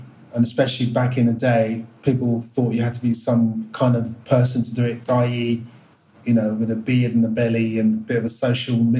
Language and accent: English; London, United Kingdom; I was born in Northwest London